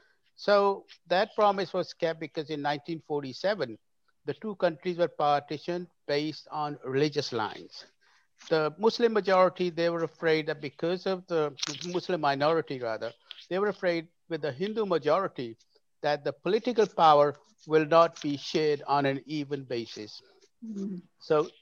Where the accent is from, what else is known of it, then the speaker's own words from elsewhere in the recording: United Kingdom; moved away as an adult; also born or lived in Lahore, Pakistan; now in Orlando, United States; So I was born in Pakistan, in the city of Lahore. And I was very young, about 9 years old, when I moved to Britain, where I was educated. But the culture, I was brought up in Britain within our Pakistani culture, which is largely influenced by the religious values of Islam.